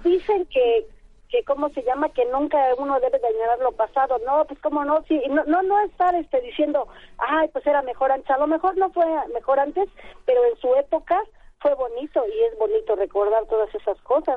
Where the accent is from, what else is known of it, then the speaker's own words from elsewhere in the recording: Nezahualcóyotl, State of Mexico, Mexico; also born or lived in Tacubaya, Mexico City; ya soy de Mesa porque llegué aquí a los 6 años, aquí a Ciudad de Nezahualcóyotl pero yo nací en Tacubaya